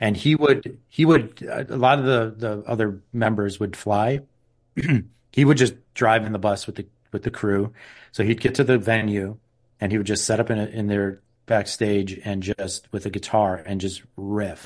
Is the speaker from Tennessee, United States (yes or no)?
no; Milwaukee, Wisconsin, United States; we're from Milwaukee